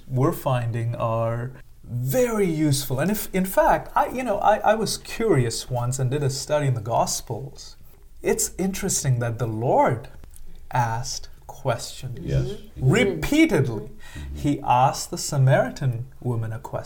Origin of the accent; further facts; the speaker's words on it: India; moved away as an adult; I'm from India. I'm an Indian, grew up for the first 22 years of my life in India, came here as a graduate student, and I've been here for the last 15 years.